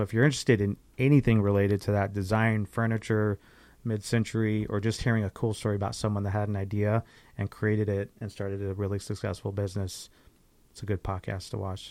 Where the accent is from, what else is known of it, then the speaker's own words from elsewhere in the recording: Riverside, United States; moved away as an adult; also born or lived in North Carolina; we grew up in Riverside, and we've mm-hmm. been in North Carolina for a handful of years.